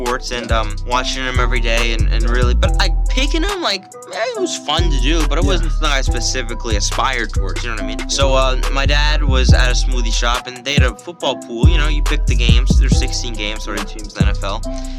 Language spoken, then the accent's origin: English; Delray Beach, Florida, United States; Yeah, so I'm from, you know, I'm a local kid. I'm from Delray Beach, Florida.